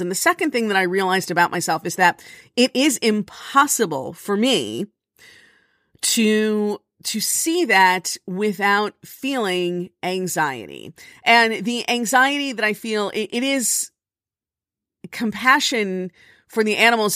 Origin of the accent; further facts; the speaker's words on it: Miami Beach, Florida, United States; moved away; I grew up on Miami Beach